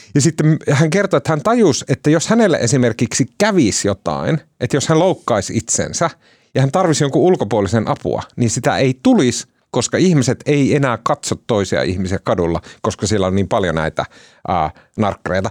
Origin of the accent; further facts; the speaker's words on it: Oulu, North Ostrobothnia, Finland; also born or lived in Kempele; mä oon oululainen